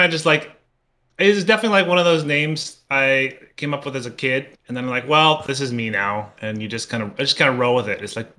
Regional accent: New Jersey, United States; I grew up in Jersey. Mm-hmm. My parents, I have like two immigrant parents from Southeast Asia.

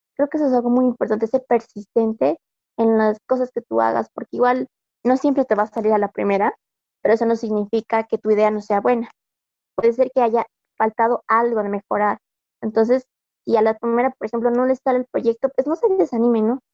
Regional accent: Bolivia

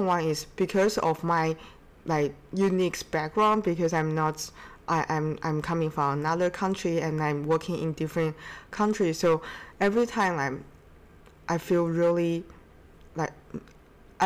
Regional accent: China; moved away; also born or lived in Seattle / Boston; I'm from China

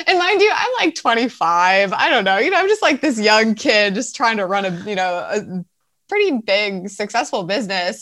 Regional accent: Milwaukee, Wisconsin, United States; moved away as an adult; now in California, United States; I grew up in the suburbs of Milwaukee, so I am from Wisconsin originally, and I lived there for 26 years before I moved to California.

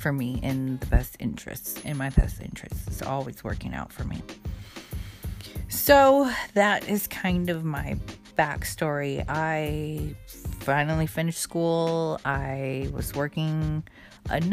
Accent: Hawaii, United States; moved away; Hawaii, where I am from, originally born and raised in Hawaii

